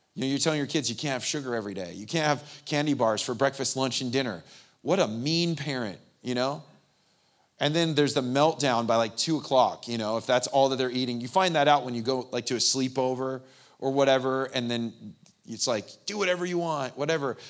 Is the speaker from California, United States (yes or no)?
yes; San Bernardino, California, United States; I grew up in the Inland Empire, San Bernardino